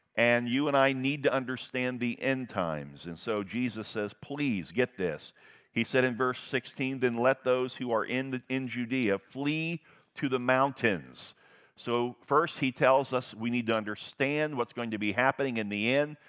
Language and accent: English; United States; I am an American through and through